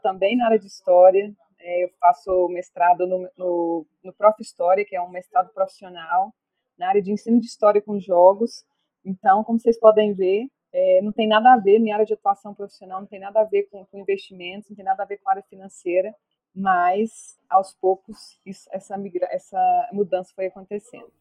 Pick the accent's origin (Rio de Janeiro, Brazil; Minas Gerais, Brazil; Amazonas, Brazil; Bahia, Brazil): Minas Gerais, Brazil; Bonfinópolis de Minas; eu sou de Bonfinópolis de Minas